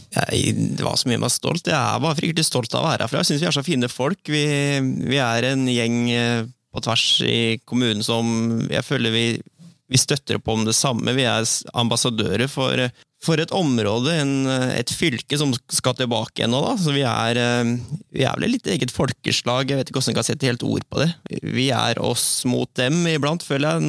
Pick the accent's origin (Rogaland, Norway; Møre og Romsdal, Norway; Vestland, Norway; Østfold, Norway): Østfold, Norway; Borgen; moved away as an adult; now in Sarpsborg, Norway; Jeg kommer fra Borgen. Ja. Eh, født og oppvokst eh